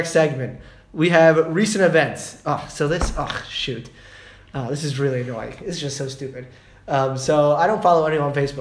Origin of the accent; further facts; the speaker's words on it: United States; now in Israel; I'm American.